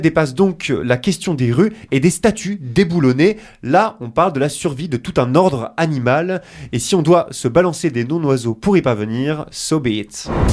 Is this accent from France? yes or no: yes; France; chez nous en France